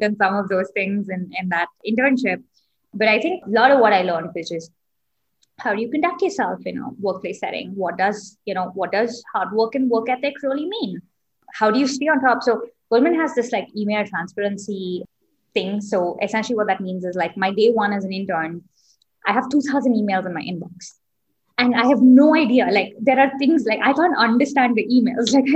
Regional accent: India; moved away as an adult; also born or lived in Singapore; I grew up in India, didn't have a hometown because my dad used to have a transferable job. So lived in a bunch of different cities growing up.

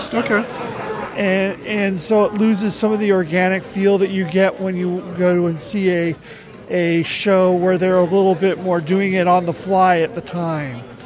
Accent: Southern California, United States; I grew up in Southern California

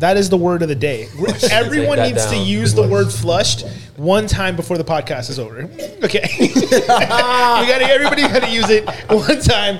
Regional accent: Boca Raton, Florida, United States; Oh my God, Miami! I'm from Boca.

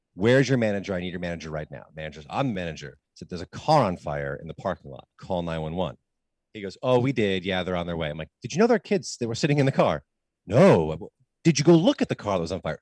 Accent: United States; as an American, as somebody who lives in the United States

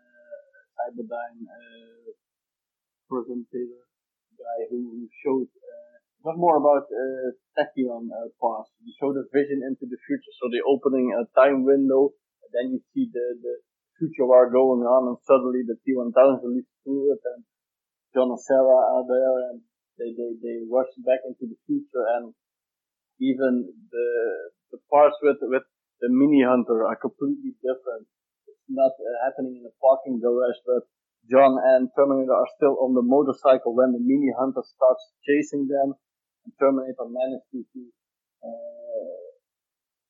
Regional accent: Netherlands; We're from the Netherlands

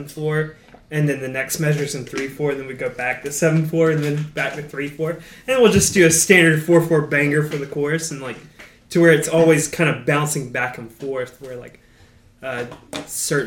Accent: Valdosta, Georgia, United States; growing up in Valdosta

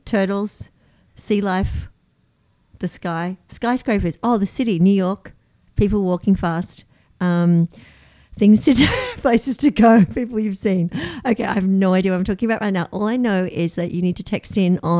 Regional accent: Australia; I'm Australian. We swear a lot

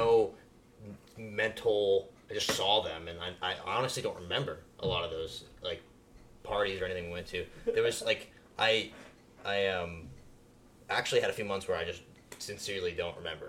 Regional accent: Pompano Beach, Florida, United States; I grew up in Pompano

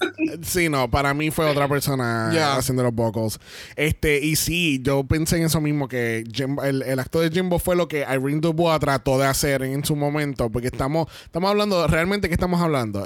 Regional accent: Puerto Rico; somos, tres boricuas

